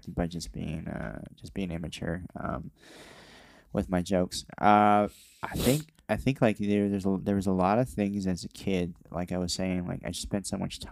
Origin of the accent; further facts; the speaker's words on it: Santa Ana, California, United States; I grew up in it's technically Orange County